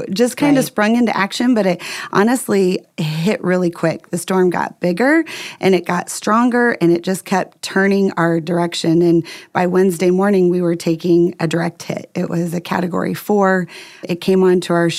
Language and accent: English; Indiana, United States; moved away as an adult; also born or lived in Southwest Florida; now in Florida, United States; We moved from Indiana, the only home we had ever known, packed up our Ryder truck and our 18-month-old son and moved to Southwest Florida